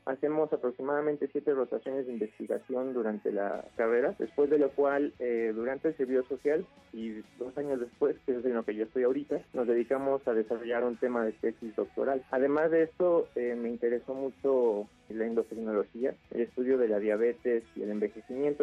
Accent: Mexico City, Mexico; Nací en la Ciudad de México el 25 de septiembre de 1992

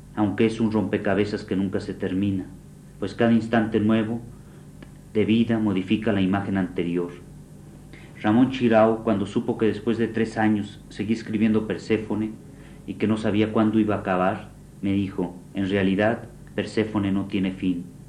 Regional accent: Mexico; no me siento mexicano sino hombre

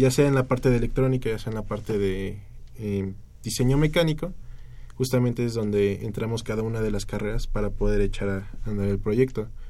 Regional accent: Mexico; como mexicanos

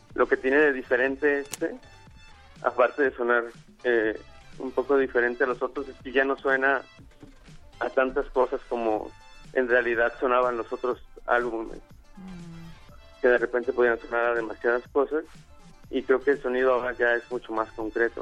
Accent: Guadalajara, Jalisco, Mexico; nosotros que venimos de Guadalajara

